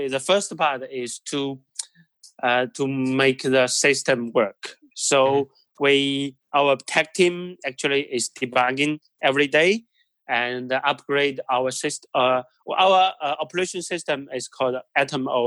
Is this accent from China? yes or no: yes; China; moved away; I'm originally from China